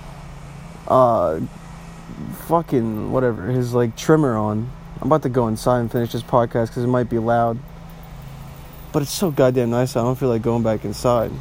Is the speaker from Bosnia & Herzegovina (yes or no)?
yes; Bosnia & Herzegovina; I'm Bosnian, okay? I'm from Southeastern Europe.